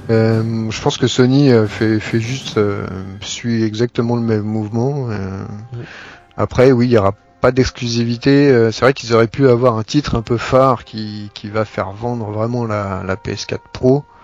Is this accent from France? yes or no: yes; France; comme on est français